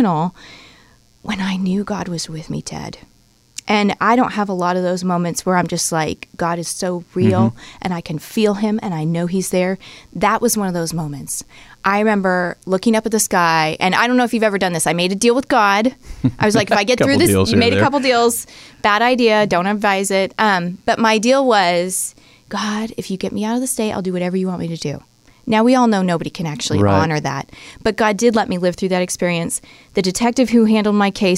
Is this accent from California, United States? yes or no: yes; San Diego, California, United States; I was from San Diego.